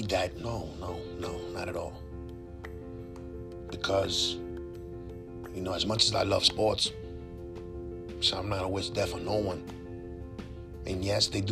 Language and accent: English; New York, United States; as a New Yorker, as a sports fan